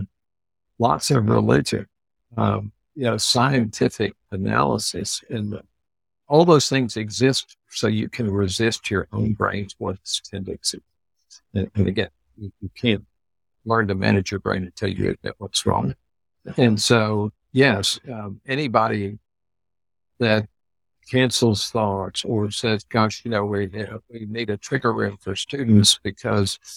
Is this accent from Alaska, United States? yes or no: no; Texas, United States; as a Texan